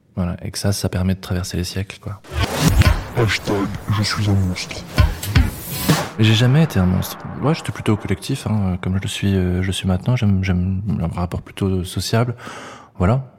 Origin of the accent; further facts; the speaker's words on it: Yvetot, Normandy, France; J'ai grandi à Ifto, à 30 km de Rouen